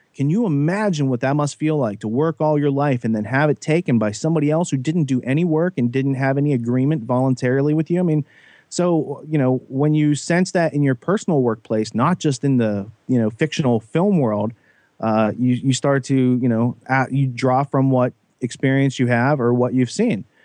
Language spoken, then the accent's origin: English; Western Pennsylvania, United States; I grew up in Western Pennsylvania, pretty naive.